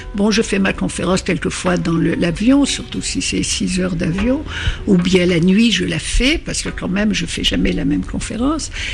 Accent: Algeria; first language Arabic (Algerian dialect); French is a second language; moved away as an adult; also born or lived in France; mon origine, à ma culture, à mon pays natal

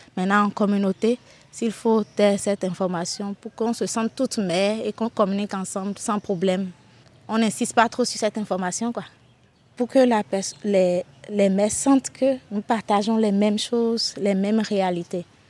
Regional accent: Bohicon, Zou, Benin; j'ai grandi à Boycon, à côté. Une partie de mon enfance à Boycon. Donc je suis locuteur fond, je parle bien fond

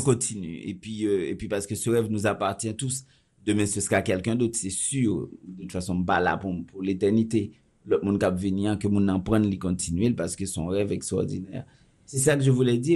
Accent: Haiti; je suis très chauvin puisque je suis haïtien

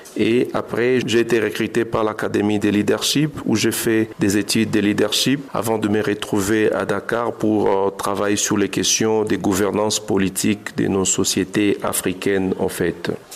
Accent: Goma, North Kivu, DR Congo; Je suis un jeune de Goma, j'ai grandi à Goma

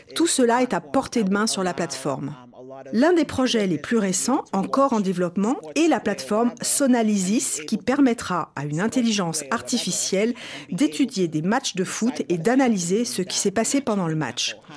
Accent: Nigeria; now in Houston, United States; Je suis retournée dans mon pays d'origine, le Nigeria

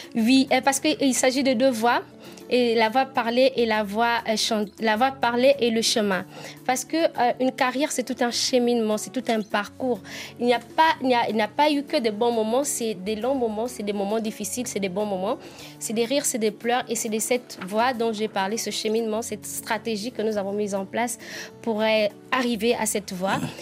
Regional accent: Nzebi, southern Gabon, Gabon; accent: southern (Nzebi); Je suis normalement Nzebi, je suis d'origine Nzebi

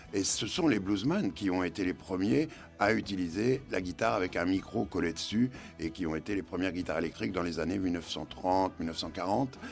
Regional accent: Caen, Normandy, France; Quand on est normand, euh, je suis né à Caen, dans le Calvados

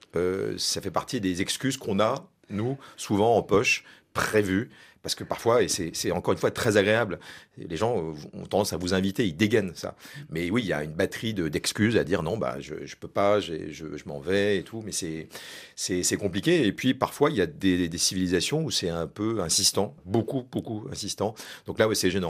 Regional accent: France; on est français

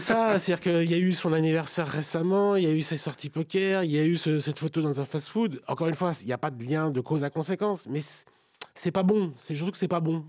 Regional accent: France; en tant que Français et amateur de football

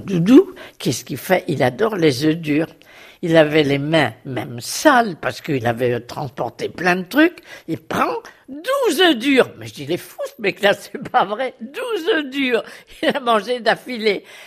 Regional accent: Belgium; now in Paris, France; Je suis belge d'origine, j'ai épousé un Français

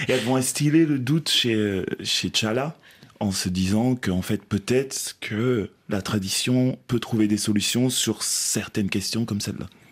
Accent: Belgium; moi, j'ai grandi en Belgique aussi

